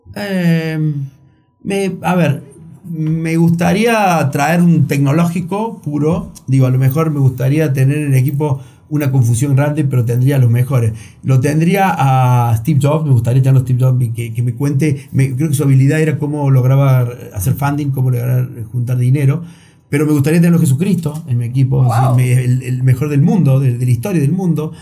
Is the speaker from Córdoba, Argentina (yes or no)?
yes; Río Cuarto, Córdoba, Argentina; Yo soy de Río Cuarto